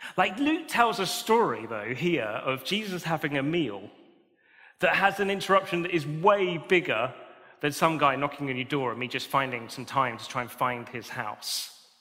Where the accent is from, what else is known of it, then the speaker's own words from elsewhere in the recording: United Kingdom; We're British